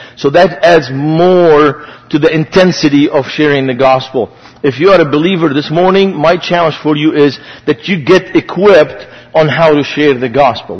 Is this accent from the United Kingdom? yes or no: no; Beirut, Beirut Governorate, Lebanon; moved away; I grew up in Beirut, Lebanon, so I have a strange name.